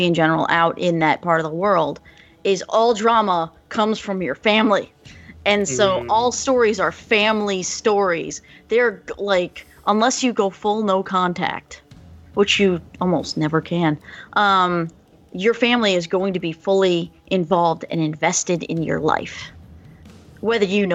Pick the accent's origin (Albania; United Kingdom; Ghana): Albania; English is a second language; I'm Albanian, not Greek.